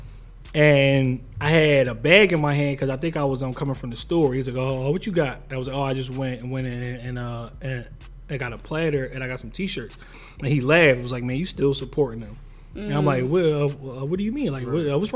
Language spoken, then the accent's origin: English; Philadelphia, Pennsylvania, United States; I'm from West Philly